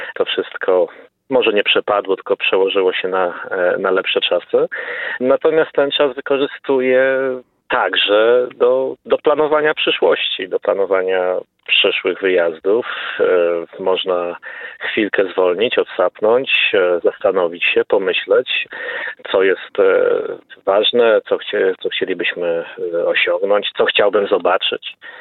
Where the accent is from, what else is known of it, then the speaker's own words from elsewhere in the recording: Poland; jako Polak